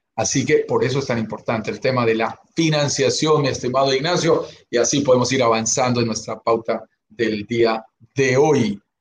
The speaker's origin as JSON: {"language": "Spanish", "region": "Bogotá", "country": "Colombia", "tie": "born or raised there", "said": "Yo soy nacido en Bogotá, Colombia, en una zona de montaña de los Andes, ahí en la sabana de Bogotá"}